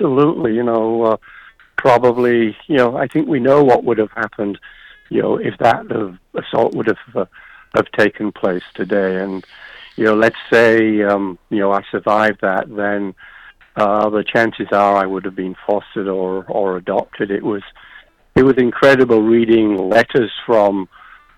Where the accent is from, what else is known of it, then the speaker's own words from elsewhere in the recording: United Kingdom; also born or lived in Yorkshire; I'm British, age 21